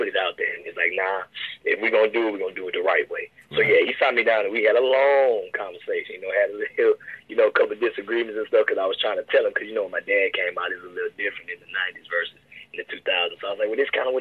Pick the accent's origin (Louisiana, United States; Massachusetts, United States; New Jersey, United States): Louisiana, United States; Baton Rouge; I'm originally from South Baton Rouge, of course, so I went to, like, Magnolia Woods and Dufrog. In those two schools, those were my elementary years